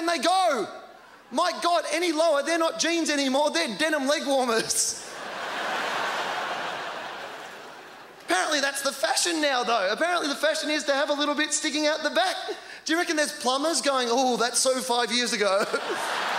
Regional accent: Australia; in Australia, I grew up on a dairy farm in a town that had 60 people.

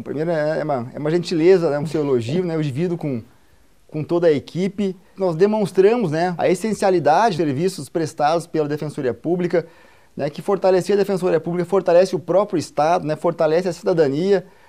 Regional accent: Santiago, Rio Grande do Sul, Brazil; moved away as an adult; now in Rondônia, Brazil; eu sou gaúcho de Santiago, né, uma região é, oeste do Rio Grande do Sul

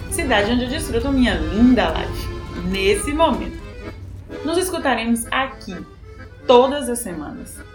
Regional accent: Bahia, Brazil; moved away as an adult; now in Buenos Aires, Argentina; Sou baiana. Joga pra cima! Nordestina de nascimento.

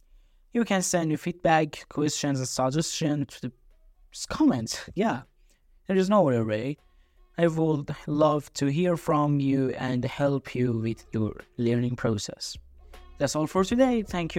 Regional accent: Tehran, Tehran Province, Iran; first language Persian; English is a second language; I am a native Persian speaker, born and raised in Tehran. Tehran is a city in Iran.

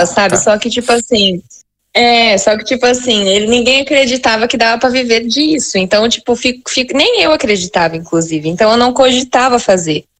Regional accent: Monte Alto, São Paulo, Brazil; Eu sou de Monte Alto, tá, gente? Cidade pequena aqui do interior.

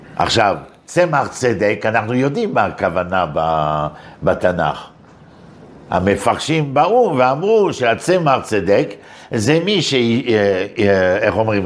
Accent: Paris, Île-de-France, France; moved away as an adult; now in Israel

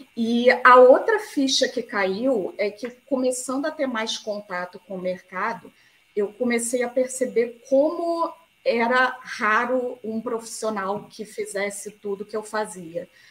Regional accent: Rio de Janeiro, Brazil; eu sou do Rio de Janeiro

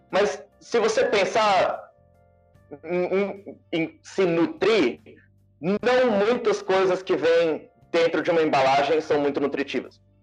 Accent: Brasília, Federal District, Brazil; Eu sou de Brasília

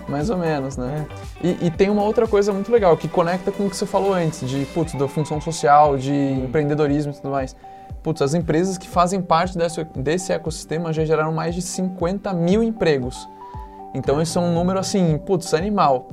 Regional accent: São José dos Campos, São Paulo, Brazil; also born or lived in Campinas; sou de São José dos Campos. Fiquei lá até a hora de fazer faculdade

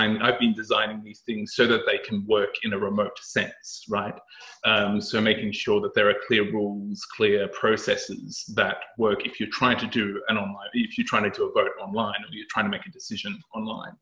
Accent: Australia; moved away as an adult; now in London, United Kingdom; I come from Australia, where I worked for public and private sector organizations around policy, risk and compliance. And I've come to London

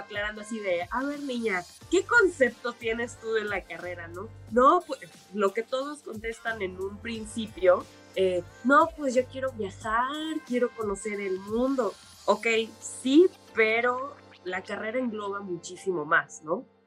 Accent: Mérida, Yucatán, Mexico; soy originaria de Mérida, Yucatán

